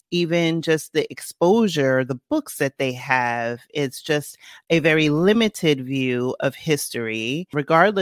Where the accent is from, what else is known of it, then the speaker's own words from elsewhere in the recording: New York City, New York, United States; I grew up in the Bronx